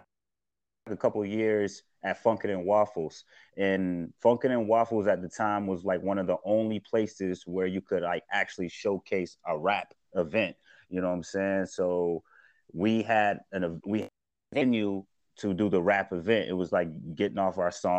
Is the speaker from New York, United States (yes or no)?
yes; Syracuse, New York, United States; also born or lived in Atlanta, Georgia; I was born actually in Atlanta, and then I moved to Syracuse. And then when I moved to Syracuse, it was on the west side of Syracuse